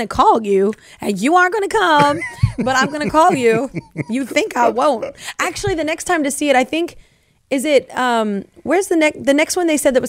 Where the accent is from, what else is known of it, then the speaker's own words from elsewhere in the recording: Texas, United States; moved away as an adult; now in Tennessee, United States; I'm from Texas, but I've been in Tennessee for over a decade.